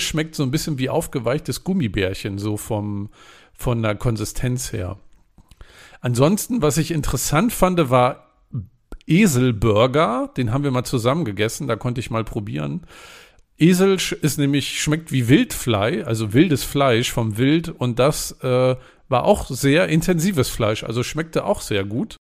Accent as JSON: {"language": "German", "country": "Germany", "said": "als Deutscher"}